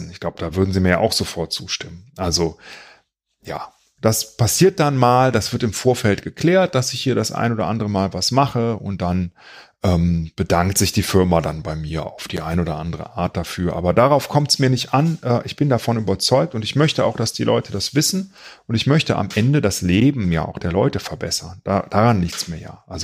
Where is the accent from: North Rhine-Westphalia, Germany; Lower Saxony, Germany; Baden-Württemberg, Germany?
North Rhine-Westphalia, Germany; Cologne; dass ich hier äh, in meiner Heimatstadt ähm, investieren möchte, weil ich meiner Heimatstadt etwas geben will. Und ich möchte, dass die auch davon profitieren.